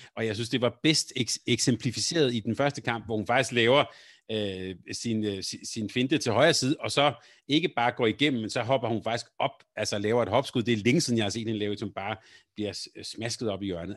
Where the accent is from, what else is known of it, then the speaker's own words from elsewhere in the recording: Helsingør, Capital Region of Denmark, Denmark; i min barndom, da jeg voksede op i Helsingør